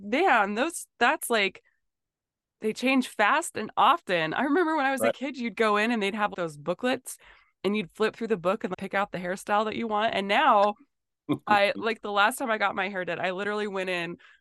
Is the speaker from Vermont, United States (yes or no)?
no; North Dakota, United States; growing up in North Dakota